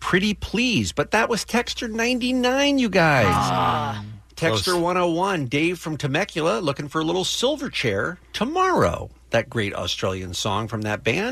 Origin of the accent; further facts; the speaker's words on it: London, United Kingdom; also born or lived in Ruislip; now in Louisiana, United States; I grew up in Islington, and I have lots and lots of family there and lots of friends, and I'm going back